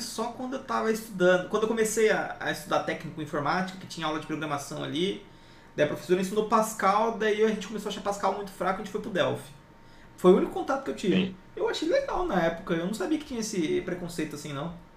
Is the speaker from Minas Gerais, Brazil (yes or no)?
no; interior of São Paulo, Brazil; sou do interior de São Paulo